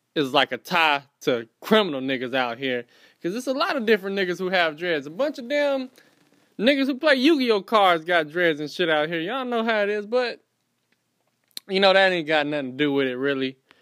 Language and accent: English; Fayetteville, North Carolina, United States; also born or lived in Florida; Born in Florida, raised in Fayetteville, North Carolina. From North Carolina.